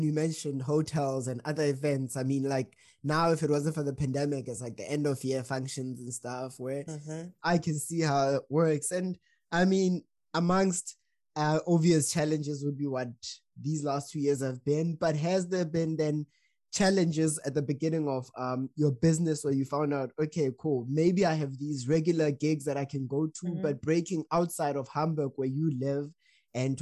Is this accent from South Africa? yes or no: yes; South Africa; moved away as an adult; now in Germany; as a South African, I've lived here for more than 5 years.